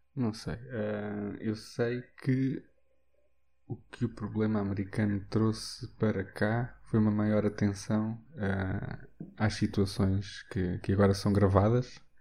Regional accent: Castelo Branco, Centro, Portugal; em Castelo Branco, por exemplo, foi onde eu cresci

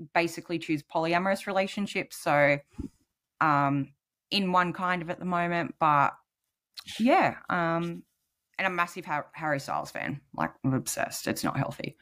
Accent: New South Wales, Australia; I'm from New South Wales

